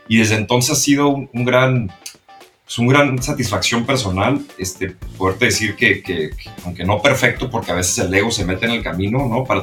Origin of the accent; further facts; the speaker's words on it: Mexico; moved away as an adult; also born or lived in New York, United States; now in United States; aquí en Estados Unidos, yo también crecí en México, vine a la Universidad de Estados Unidos